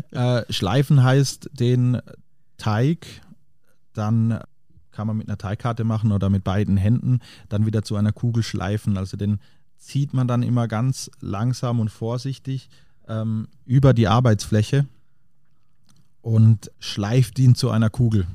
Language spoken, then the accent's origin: German; Diedelsheim, Baden-Württemberg, Germany; also born or lived in Paris; now in Munich, Germany; Diedelsheim, also der Ort, wo ich herkomme, ähm, wo, wo meine Eltern den, den Lankershof betreiben